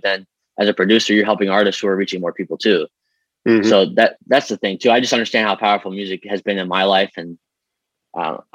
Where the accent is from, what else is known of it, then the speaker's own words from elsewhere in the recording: Streamwood, Illinois, United States; moved away as an adult; also born or lived in Los Angeles; So I grew up in Streamwood. I love the people there in the town. I was there until I was 24.